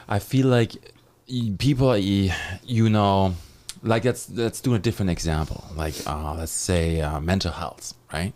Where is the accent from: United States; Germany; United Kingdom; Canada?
Germany; moved away as an adult; I'm from Germany. I moved here in two thousand six